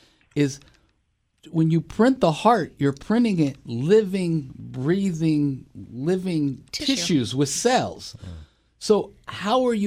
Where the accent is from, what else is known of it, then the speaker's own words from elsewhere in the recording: United States; as an American Jew